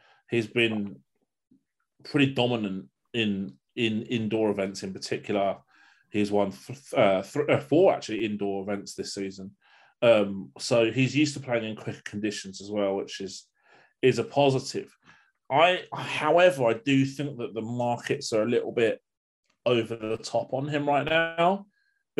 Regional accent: United Kingdom; as a Brit

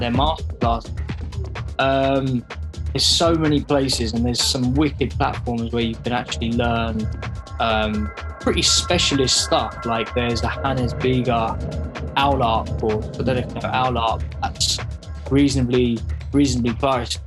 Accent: London, United Kingdom; growing up in London or like the outskirts of London

